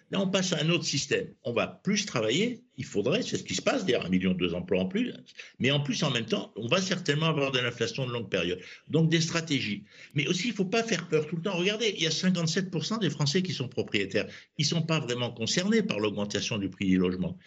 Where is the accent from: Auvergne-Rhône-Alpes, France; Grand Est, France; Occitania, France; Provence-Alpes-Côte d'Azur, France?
Provence-Alpes-Côte d'Azur, France; je suis provençal, donc j'habite dans une région de rosé